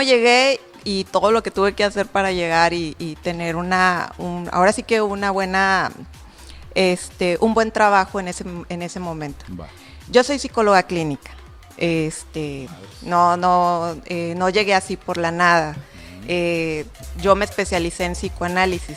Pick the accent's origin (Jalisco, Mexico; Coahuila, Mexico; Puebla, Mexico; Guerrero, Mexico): Jalisco, Mexico; Guadalajara; soy de Guadalajara, me tocaban las clínicas en Guadalajara